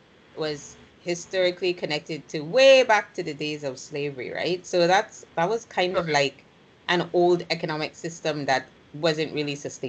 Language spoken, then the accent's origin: English; U.S. Virgin Islands; also born or lived in St. Kitts and Nevis; when people ask me where I'm from, I say, oh, well, you know, St. Kitts and Nevis, but then I have to explain that I wasn't raised there, I was raised in St. Croix.